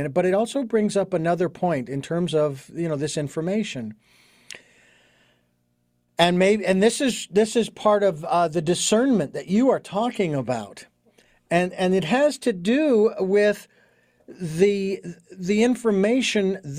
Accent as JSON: {"language": "English", "town": "Phoenix", "region": "Arizona", "country": "United States", "tie": "born or raised there", "moved": "yes", "said": "I was living in Phoenix, my hometown"}